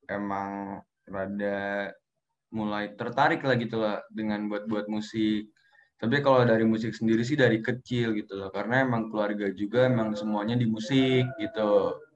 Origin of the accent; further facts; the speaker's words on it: Bogor, West Java, Indonesia; gue lahir di Bogor orang Bogor asli gitu